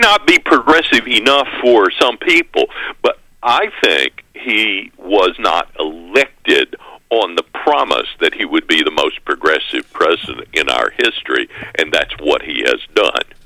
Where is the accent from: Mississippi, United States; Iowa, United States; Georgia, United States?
Mississippi, United States; I'm from Mississippi, I have all these Alabama connections